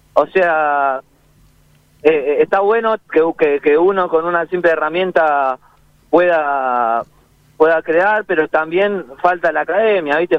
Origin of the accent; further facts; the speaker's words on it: San Justo, Buenos Aires Province, Argentina; Yo soy de San Justo y, de La Matanza